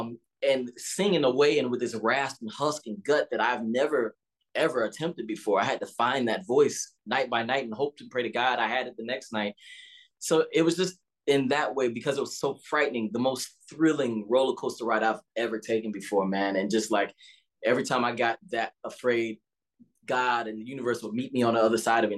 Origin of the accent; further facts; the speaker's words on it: the South, United States; especially as a young Black man growing up in the South and all